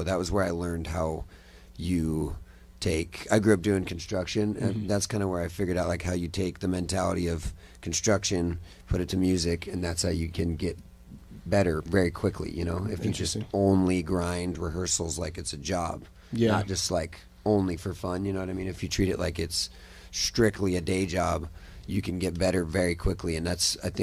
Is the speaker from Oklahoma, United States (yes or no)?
no; Utah, United States; moved away as an adult; also born or lived in Nashville, Tennessee / Salt Lake City / Los Angeles; now in Austin, United States; I'm originally from Utah. Kind of all over Utah. I just lived in all the little small towns in Utah